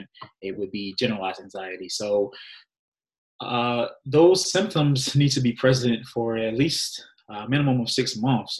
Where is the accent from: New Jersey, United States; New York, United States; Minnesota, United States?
New Jersey, United States; I am native of New Jersey